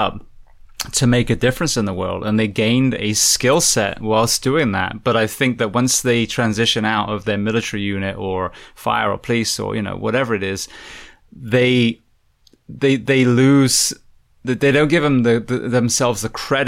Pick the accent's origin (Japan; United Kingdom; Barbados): United Kingdom; England; now in United States; I'm from England